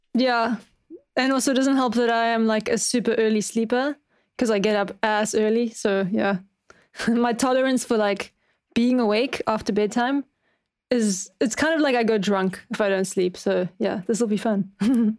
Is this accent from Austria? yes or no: no; Cape Town, Western Cape, South Africa; I'm from Cape Town, which is, like, right at the bottom